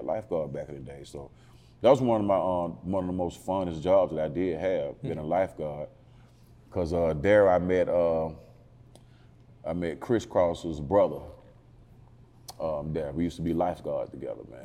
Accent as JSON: {"language": "English", "town": "Atlanta", "region": "Georgia", "country": "United States", "tie": "born or raised there", "said": "I'm um, born and raised in Northwest Atlanta."}